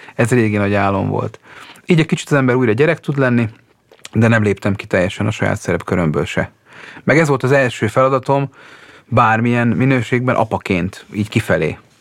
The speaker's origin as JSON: {"language": "Hungarian", "country": "Hungary", "tie": "born or raised there", "also_born_or_lived": "Budapest", "moved": "yes", "said": "ha még Pesten élek, és megkérnek a szülőfalumba"}